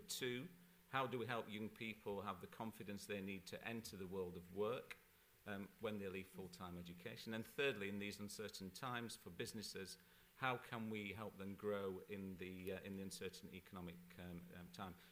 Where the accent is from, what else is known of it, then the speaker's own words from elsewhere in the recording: Barnsley, Yorkshire and the Humber, United Kingdom; in my hometown of Barnsley.